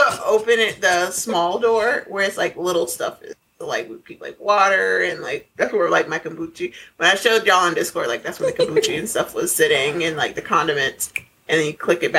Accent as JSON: {"language": "English", "region": "Colorado", "country": "United States", "tie": "born or raised there", "also_born_or_lived": "Nebraska", "said": "I grew up in Colorado, which is next door to Nebraska"}